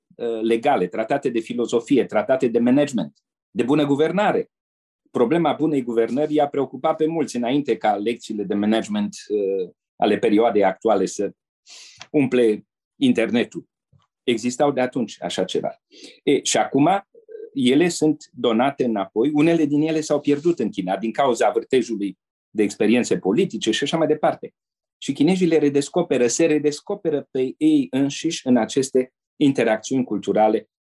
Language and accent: Romanian; Romania; moved away as an adult; also born or lived in Asia / Brussels; o spunem ca români, mândri de tradițiile și trăsăturile noastre